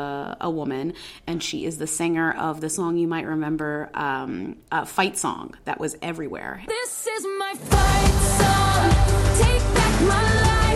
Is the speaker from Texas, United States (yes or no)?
no; Newton, Massachusetts, United States; we talked a lot about my hometown of Newton, Massachusetts.